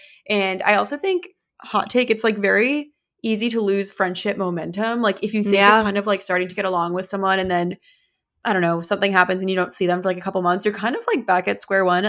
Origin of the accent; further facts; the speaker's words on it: New Hampshire, United States; You're like, no way, I'm from New Hampshire.